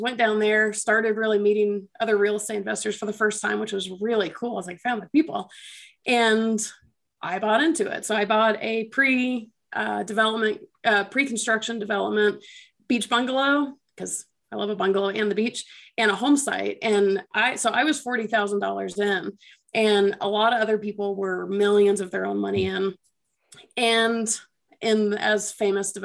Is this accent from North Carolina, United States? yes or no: no; Atlanta, Georgia, United States; I'm from Atlanta originally